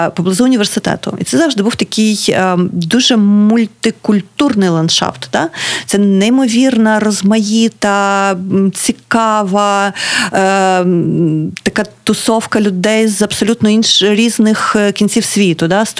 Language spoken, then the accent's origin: Ukrainian; Kryvyi Rih, Dnipropetrovsk Oblast, Ukraine; now in Kharkiv, Ukraine; я з Кривого Рогу